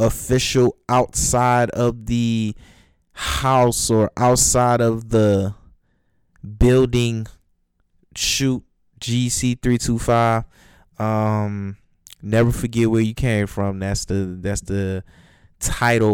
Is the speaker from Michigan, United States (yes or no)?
yes; Detroit, Michigan, United States; I never want to forget where I come from North End, Detroit North End. Don't want to forget where I come from, because that neighborhood made me the man that I am today